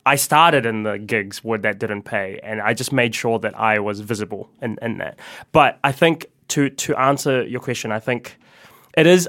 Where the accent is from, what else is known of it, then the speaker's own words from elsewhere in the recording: New Zealand; also born or lived in Philippines; growing up in New Zealand, being a migrant here